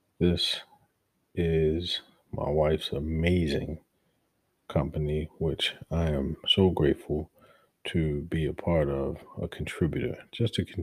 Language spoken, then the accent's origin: English; Baltimore, Maryland, United States; moved away; I'm from Baltimore. My city is hurting, and I don't care where I am in the world, that's my root, that's where I come from